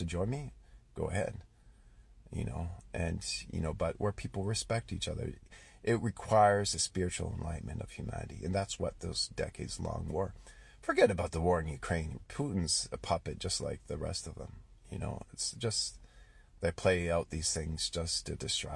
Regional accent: Canada; I'm Canadian

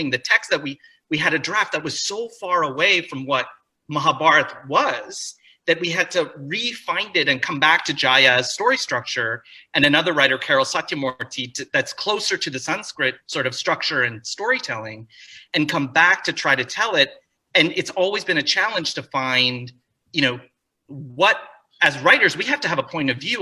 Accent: Canada; I grew up, you know, Indian immigrants in Canada

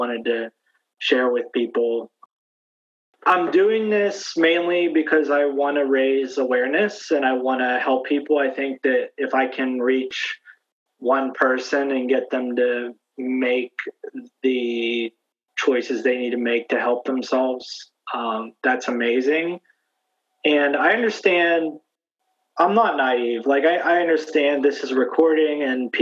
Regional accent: Pittsburgh, Pennsylvania, United States; moved away as an adult; also born or lived in Houston; now in Cambridge, United States; I'm originally from Pittsburgh, but before Sloan, I lived in Houston for 5 years

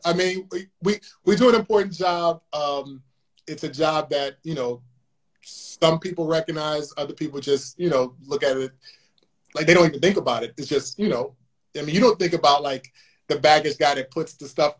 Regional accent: Chicago, Illinois, United States; I'm from Chicago, you know this, but I'm from Chicago

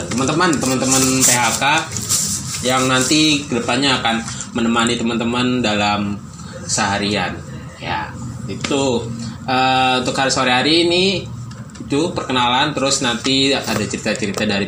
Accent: Bekasi, West Java, Indonesia; accent: Javanese; also born or lived in Kebumen; perkenalin … uh, dari Bekasi kelahirannya Kebumen lumayan jauh uh, gimana ya teman-teman kalau denger logatku lebih ke Jawa karena aku emang lama di Jawa gitu

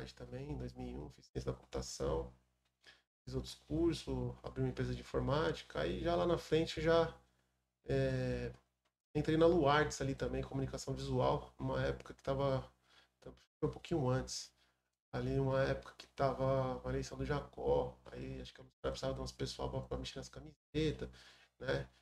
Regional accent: Mongaguá, São Paulo, Brazil; sou filho da cidade. Nasci em 1981 em Mongaguá.

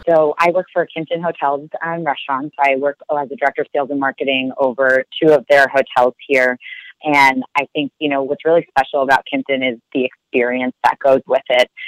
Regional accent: New York City, New York, United States; moved away as an adult; also born or lived in Philadelphia / Minneapolis; now in Washington, D.C., United States; I was born and raised in Brooklyn, grew up there

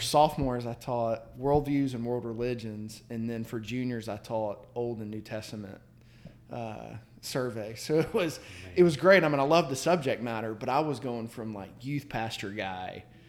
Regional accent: Marietta, Georgia, United States; moved away as an adult; also born or lived in Orlando, Florida; now in Birmingham, United States; I grew up in right outside of Atlanta in the Marietta area. Came over to Birmingham back in 95 to go to Sanford

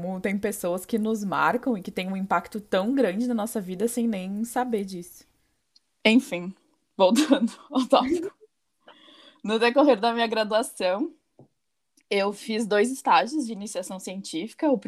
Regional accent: Pelotas, Rio Grande do Sul, Brazil; eu tenho 24 anos, eu também sou gaúcha e eu sou biotecnologista, me formei em 2017 pela Universidade Federal de Pelotas, na minha cidade natal.

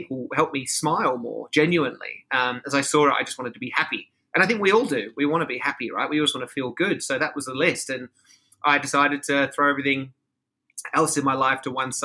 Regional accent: Sydney, New South Wales, Australia; now in Los Angeles, United States; I am from Australia. I'm from Sydney.

